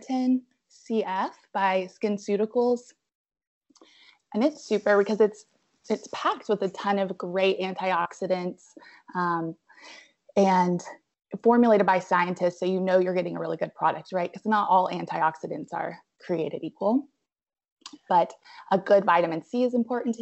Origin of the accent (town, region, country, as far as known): Abingdon, Virginia, United States; moved away as an adult; also born or lived in Spartanburg, South Carolina / Roanoke, Virginia; now in Asheville, United States